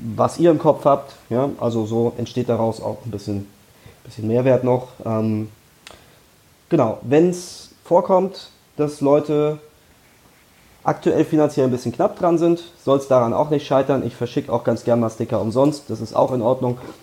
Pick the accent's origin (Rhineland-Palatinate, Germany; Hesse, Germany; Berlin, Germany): Hesse, Germany; Frankfurt; Ich bin in Frankfurt geboren, ich wohne inzwischen nicht mehr ganz in Frankfurt, aber, aber direkt vor den Toren Frankfurts